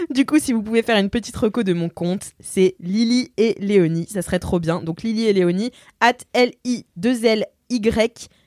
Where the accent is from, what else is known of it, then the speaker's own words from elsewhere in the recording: Provence-Alpes-Côte d'Azur, France; accent: Marseille; elle me dit à lire avec l'accent marseillais, non pas parce que je viens de Marseille, mais parce que c'est mon accent de bref.